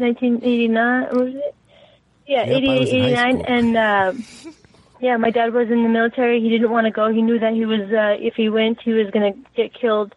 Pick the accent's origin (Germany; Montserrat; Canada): Canada; also born or lived in Iraq; I was born in the Middle East and came here when I was only 3 years old. So pretty much raised here, Canadian.